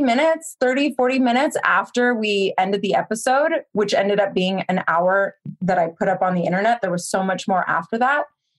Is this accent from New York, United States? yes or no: no; Cupertino, California, United States; I grew up in Cupertino, which is the home of the Apple computers